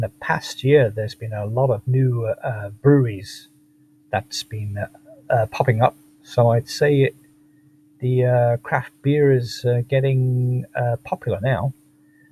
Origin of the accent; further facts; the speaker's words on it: Manchester, North West England, United Kingdom; moved away as an adult; also born or lived in Los Angeles, United States; now in Tokyo, Japan; I'm originally from Manchester, England, but lived in the US for 33 years.